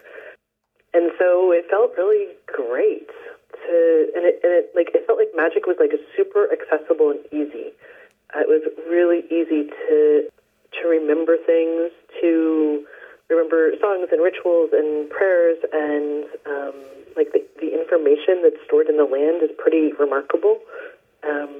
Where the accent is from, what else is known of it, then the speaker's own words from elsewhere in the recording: Ohio, United States; now in Northern California, United States; I was born in Ohio